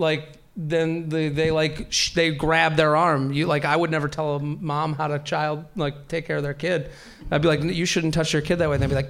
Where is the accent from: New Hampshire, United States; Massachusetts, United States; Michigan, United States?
Massachusetts, United States; Needham; moved away as an adult; also born or lived in Pennsylvania; now in New York, United States; Needham. Anyone know Needham? I'm from there.